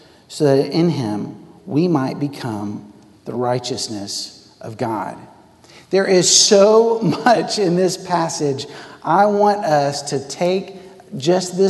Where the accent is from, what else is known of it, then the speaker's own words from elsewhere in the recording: Texas, United States; also born or lived in Worcester, England; I came green from Texas, and I went to Worcester, England